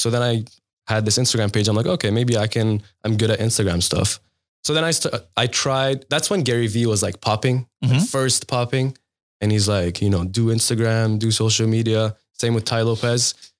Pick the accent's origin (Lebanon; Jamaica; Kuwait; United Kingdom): Lebanon; moved away as an adult; now in Montreal, Canada; I'm from Lebanon.